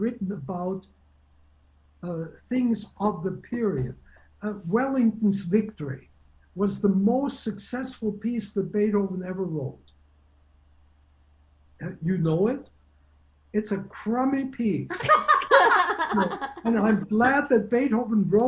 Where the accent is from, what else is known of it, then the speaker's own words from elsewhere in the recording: Germany; moved away; I was born in Germany